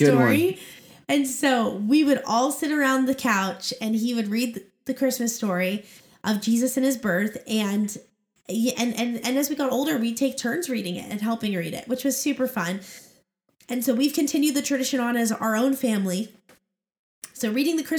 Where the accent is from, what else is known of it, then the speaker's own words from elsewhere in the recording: Oregon, United States; now in Arizona, United States; both Jordan and I grew up in Oregon